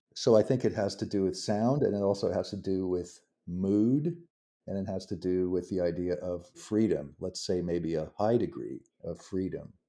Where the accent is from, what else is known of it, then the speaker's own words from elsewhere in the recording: Los Angeles, California, United States; I'm from the West Coast, I'm from Los Angeles